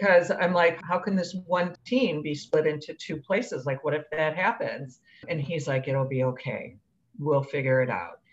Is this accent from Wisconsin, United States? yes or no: yes; Wisconsin, United States; now in Chicago, United States; I grew up in Wisconsin